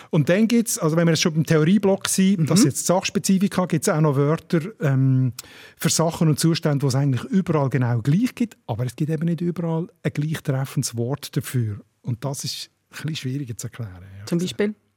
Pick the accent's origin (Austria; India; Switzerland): Switzerland; Basel, Basel-Stadt; ich als Basler und Basel-Fan.